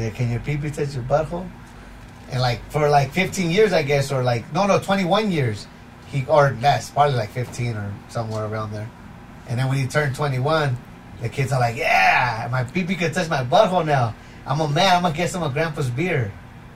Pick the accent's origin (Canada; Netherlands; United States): United States; Los Angeles, California; now in Utah, United States; We're from Los Angeles. We moved out here back in 2005